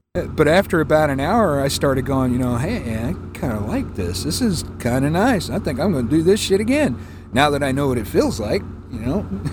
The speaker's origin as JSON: {"language": "English", "town": "Manteca", "region": "California", "country": "United States", "tie": "born or raised there", "also_born_or_lived": "Beckley, West Virginia / San Diego, California / Colorado", "moved": "yes", "said": "I spent pretty much most of my life growing up in the San Joaquin Valley in Manteca, California"}